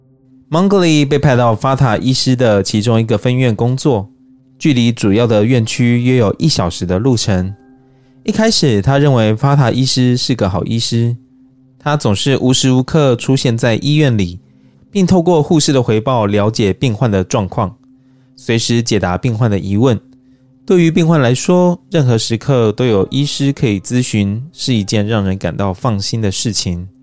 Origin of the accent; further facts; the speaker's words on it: Taiwan; 就像我们台湾人都会常会说啊，这样就是爱台湾啦